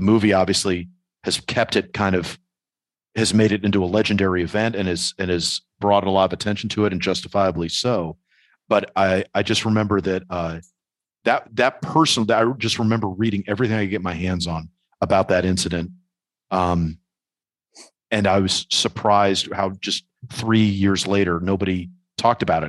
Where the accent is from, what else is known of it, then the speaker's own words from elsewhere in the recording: New York, United States; as a New Yorker